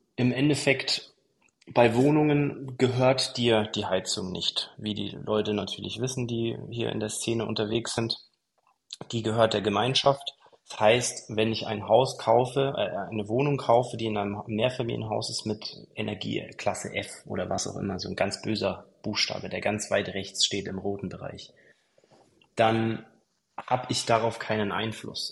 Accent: Kempten, Bavaria, Germany; moved away as an adult; also born or lived in Dubai / Mallorca; ich komme aus Kempten, das ist ein 80.000 Einwohner Dorf, ähm, Stadt

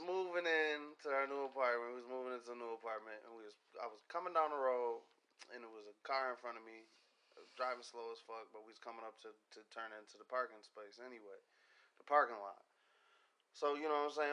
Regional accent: Pontiac, Michigan, United States; moved away; I grew up in Pontiac. I lived in Pontiac.

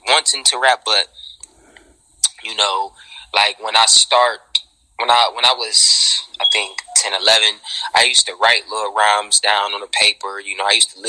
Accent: Cleveland, Ohio, United States; also born or lived in Columbus, Ohio; I was actually born in Columbus, Ohio, but I was raised in Cleveland, Ohio my whole, you know, 21 years of living.

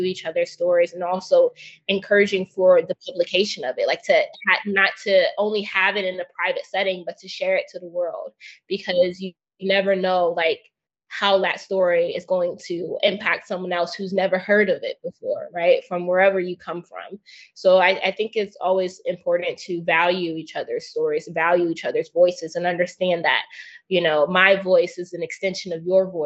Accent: United States; I grew up in the States

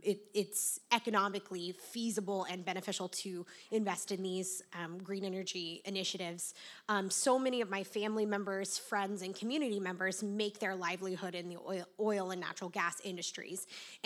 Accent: Oklahoma, United States; now in Texas, United States; So I currently live in Texas, but I was born and raised in Oklahoma, and not unlike West Virginia, it's a state whose, you know, sole economic interest pretty much is oil and natural gas.

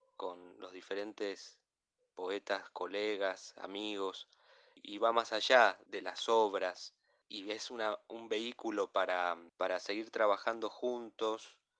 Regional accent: Argentina; como argentino

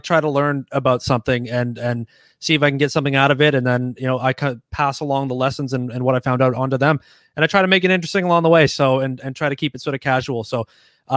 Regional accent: Toronto, Ontario, Canada; now in London, Canada; I'm originally from Toronto. Okay. And I live a couple hours down the road now in London, Ontario

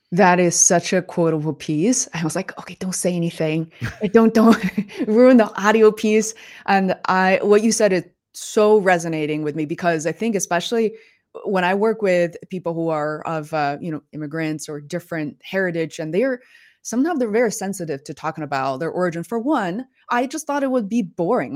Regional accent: Beijing, China; moved away; I grew up in Beijing

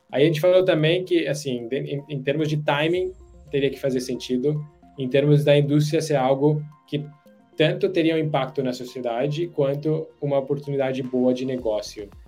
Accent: India; Portuguese is a second language; moved away as an adult; also born or lived in United States; eu sou indiano, nascido criado na Índia. É, por sorte, ah, acabei indo para os Estados Unidos para fazer faculdade

